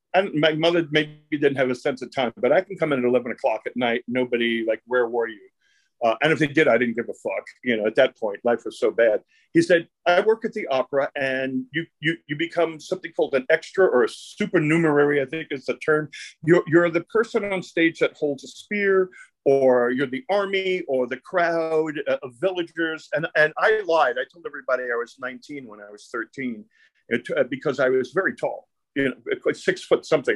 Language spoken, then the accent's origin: English; New York City, New York, United States; I grew up in Brooklyn. It was a, an Italian and Jewish neighborhood, and the mafia was in my neighborhood.